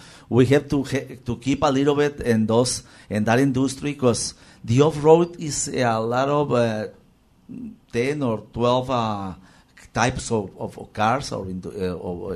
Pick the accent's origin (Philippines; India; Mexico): Mexico; Ensenada, Baja California; English is a second language; It's a culture from our people, from Ensenada.